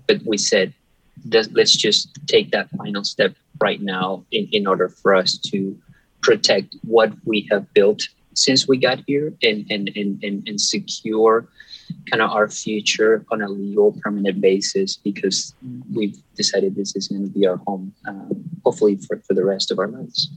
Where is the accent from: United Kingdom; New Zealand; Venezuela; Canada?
Venezuela; moved away as an adult; also born or lived in Detroit, Michigan; now in Michigan, United States; I, I, was born and raised in Venezuela